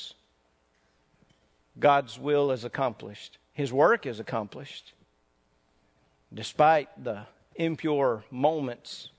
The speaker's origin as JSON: {"language": "English", "region": "North Mississippi", "country": "United States", "tie": "born or raised there", "moved": "yes", "said": "I grew up in Mississippi. We didn't have much entertainment around in North Mississippi when I grew up."}